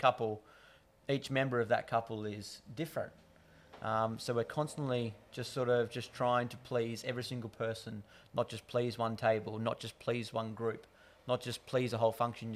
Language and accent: English; Hawkesbury, New South Wales, Australia; also born or lived in London; sort of grown up in a Hawkesbury family, born and bred in the Hawkesbury area